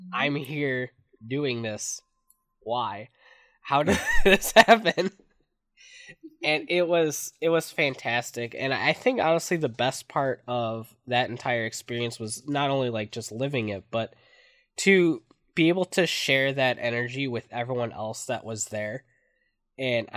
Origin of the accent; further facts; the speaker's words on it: Michigan, United States; I'm from Michigan